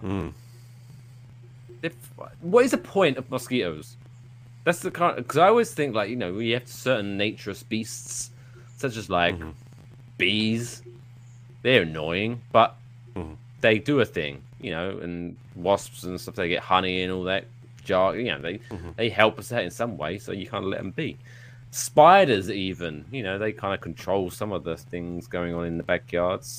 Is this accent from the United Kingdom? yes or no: yes; England, United Kingdom; now in Jersey City, United States; I'm English